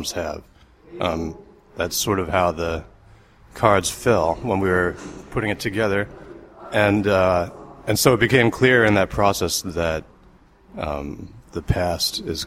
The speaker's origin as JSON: {"language": "English", "country": "United States", "tie": "born or raised there", "said": "I grew up in, 70s and 80s in America"}